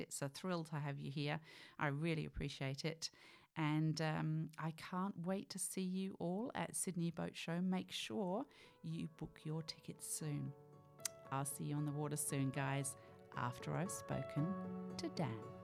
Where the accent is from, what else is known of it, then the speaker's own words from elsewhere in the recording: United Kingdom; also born or lived in Poole Harbour; now in Australia; I was, of course, born in the U K. You know that by my accent